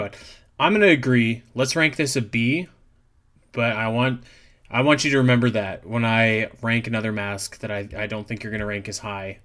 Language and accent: English; Canada; I'm from Canada.